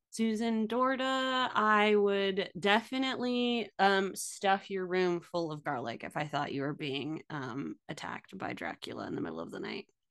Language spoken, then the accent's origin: English; United States; as an American